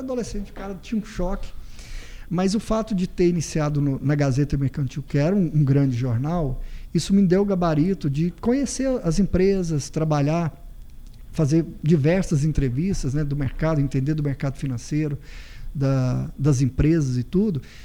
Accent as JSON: {"language": "Portuguese", "town": "Ouvidor", "region": "Goiás", "country": "Brazil", "tie": "born or raised there", "also_born_or_lived": "Uberlândia", "moved": "yes", "lives_now": "Goiânia, Brazil", "said": "sou goiano, sou da cidade de Ouvidor"}